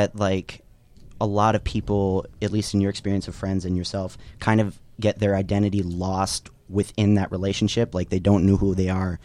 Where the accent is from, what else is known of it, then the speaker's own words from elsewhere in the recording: Philippines; now in United States; When I was growing up in the Philippines